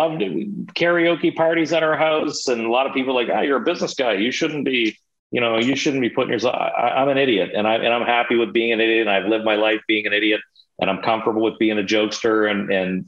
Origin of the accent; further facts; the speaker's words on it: Montreal, Quebec, Canada; I was born in Montreal